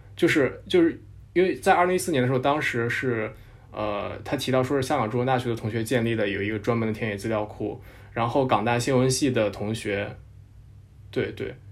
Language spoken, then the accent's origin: Chinese; Nanyang, Henan, China; moved away; 我老家是河南南阳，然后我那边有一个县叫镇平